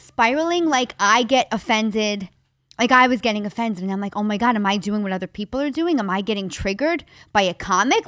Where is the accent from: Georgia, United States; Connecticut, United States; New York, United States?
New York, United States; New York City; I grew up in the Bronx